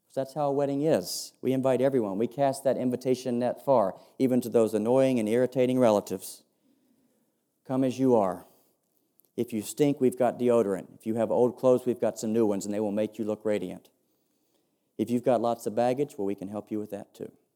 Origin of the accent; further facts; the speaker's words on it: United States; accent: sounds a bit like George W. Bush; I'm an American